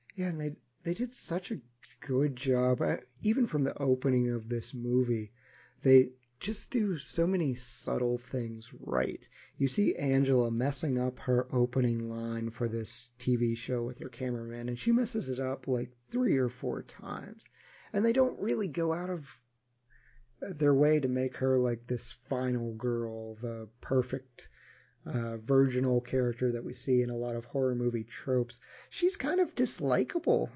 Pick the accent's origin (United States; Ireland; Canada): United States; me again being ignorant American